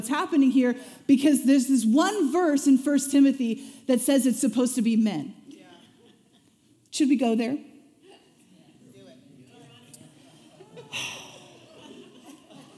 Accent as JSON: {"language": "English", "town": "Springfield", "region": "Missouri", "country": "United States", "tie": "born or raised there", "said": "I grew up in Springfield, Missouri"}